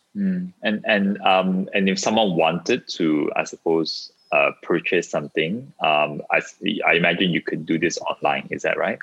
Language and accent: English; Ipoh, Perak, Malaysia; moved away; I was born in Ipoh. I haven't been back for very long